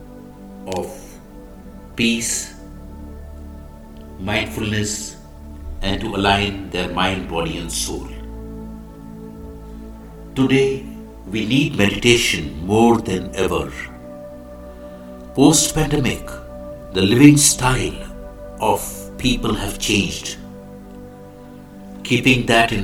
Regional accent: India; I am the Indian monk

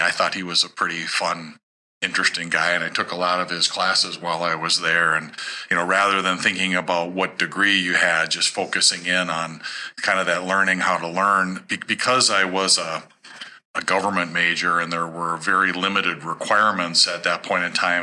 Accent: Sartell, Minnesota, United States; growing up in Sartell

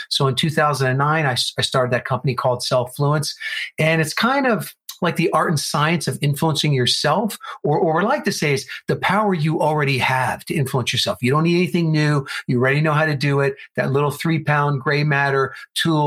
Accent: New Jersey, United States; now in Arizona, United States; I am originally from New Jersey, where Ryan is. But then I moved out to Arizona.

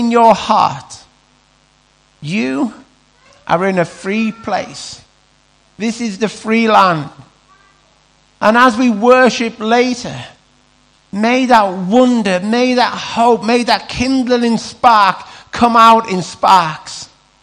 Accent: Carlisle, North West England, United Kingdom; we're Carlisle, we're from Cumbria

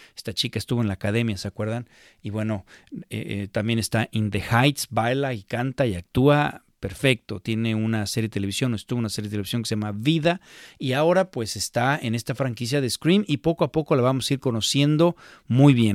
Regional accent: Mexico; para nosotros como mexicanos

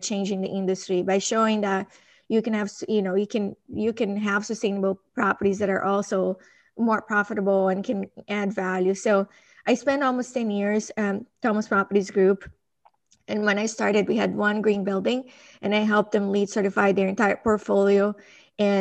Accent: Brazil; moved away; I grew up in Brazil, and I think that my early childhood influenced a lot of like who I am today

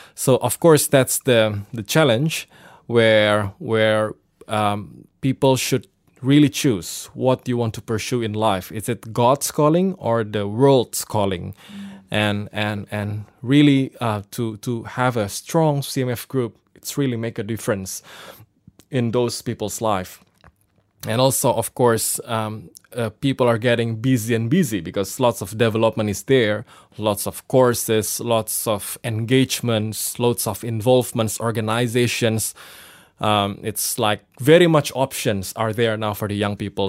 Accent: Surabaya, East Java, Indonesia; I'm from, uh, Indonesia in a city called Surabaya

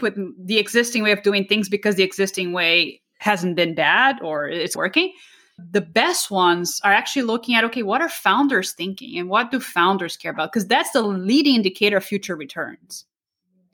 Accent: Brazil; moved away; I grew up in Brazil

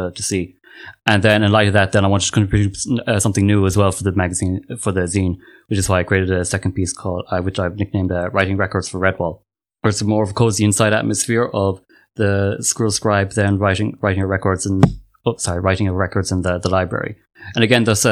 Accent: Ireland; I'm from Ireland, and I am an artist

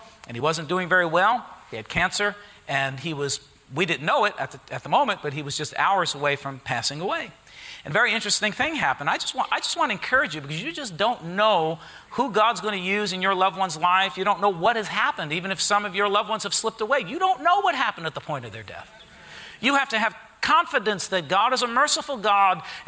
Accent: Harrison, United States; I grew up in Harrison

